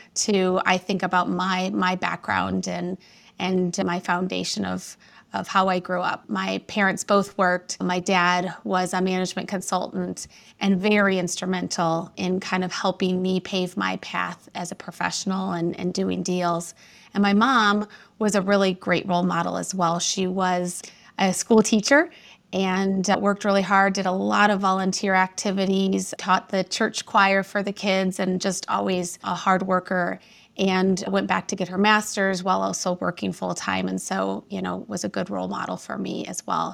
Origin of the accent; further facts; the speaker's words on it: Indiana, United States; moved away as an adult; now in Chicago, United States; I was raised about an hour outside of Chicago in a small town in Indiana, right on Lake Michigan